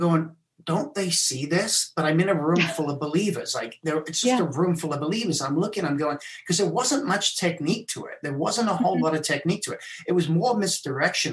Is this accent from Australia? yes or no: no; South Africa; also born or lived in England; I was born in England. I left when I was nine. I went to South Africa.